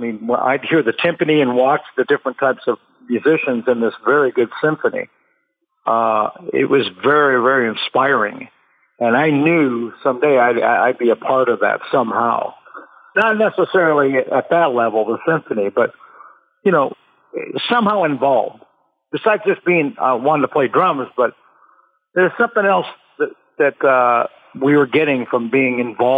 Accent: Pasadena, California, United States; also born or lived in Iowa; What happened was when I was born, we moved to Pasadena where the rest of my family was. So we lived in Pasadena for quite a while. And then we moved back to Iowa from whence I came for a few ye

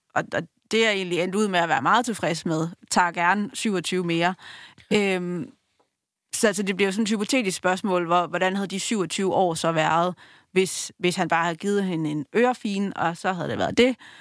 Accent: Langeå, Denmark; Jeg er vokset op i Langeå

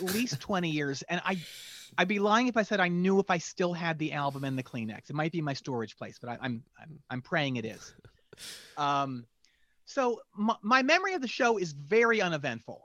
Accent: near Philadelphia, Pennsylvania, United States; moved away; also born or lived in Winston-Salem, North Carolina; I grew up near Philadelphia

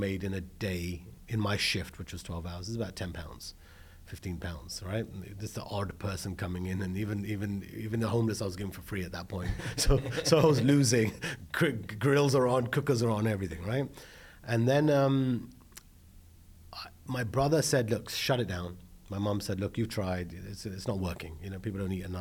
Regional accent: London, United Kingdom; moved away as an adult; now in Los Angeles, United States; I was born in London, you know, I had one elder brother. Mum and dad were running a restaurant in the UK, in London, in Holborn

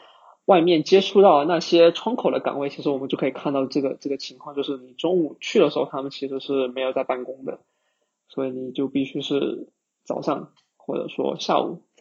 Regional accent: China; now in Singapore; 我我之前从国内来到新加坡这边之后呢，我也发现说，在海外这边的呃互联网的从业者

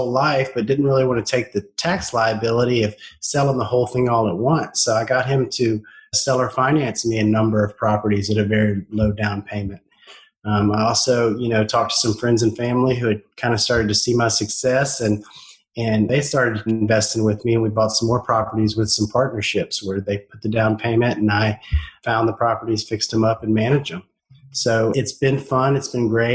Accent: South Louisiana, United States; I'm from South Louisiana

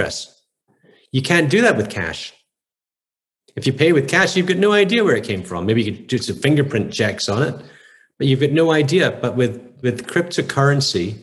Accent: Scotland, United Kingdom; now in United States; I grew up in Scotland in the 70s

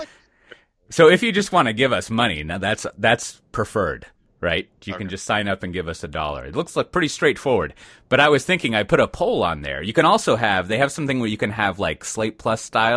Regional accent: Texas, United States; being a Texan

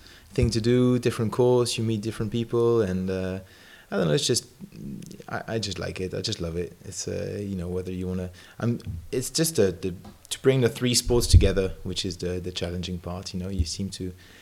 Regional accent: Geneva, Switzerland; moved away; also born or lived in Lincoln, United Kingdom; I'm from Geneva, Switzerland.

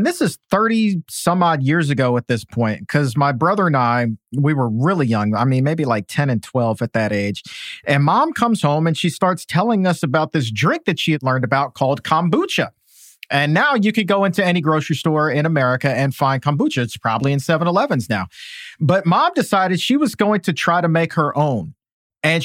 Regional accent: Norfolk, Virginia, United States; I grew up in Norfolk, Virginia

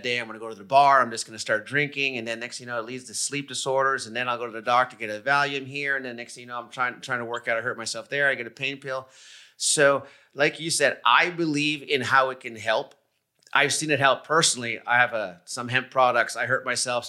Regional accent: Montreal, Quebec, Canada; moved away; I'm originally from Canada. I'm from Montreal

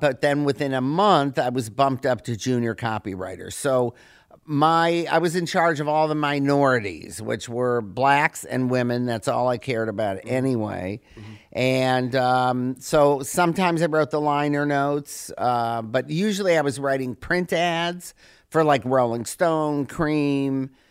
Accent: Detroit, Michigan, United States; growing up in Detroit, I grew up right when Motown was like formed and coming up.

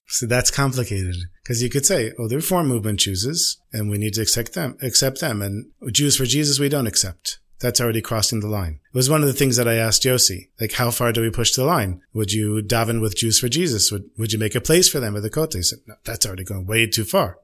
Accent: United States; now in Israel; I'm the American

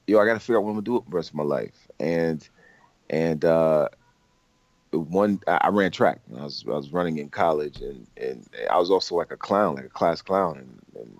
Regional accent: Albany, New York, United States; moved away as an adult; also born or lived in Kingston, Jamaica / Manhattan, New York; now in Los Angeles, United States; I was born there, and I grew up in New York, Albany, New York, which is the state capital

